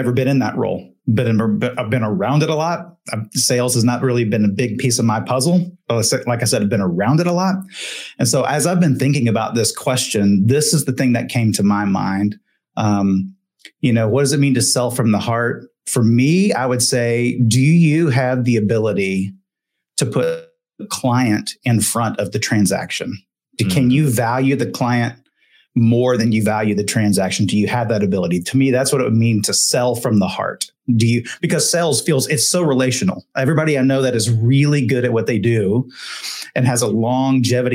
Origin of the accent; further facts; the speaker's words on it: Texas, United States; I grew up in Texas